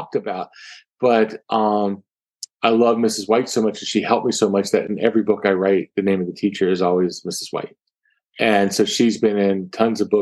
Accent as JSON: {"language": "English", "town": "Atlantic Beach", "region": "Florida", "country": "United States", "tie": "born or raised there", "said": "I grew up in Atlantic Beach, Florida."}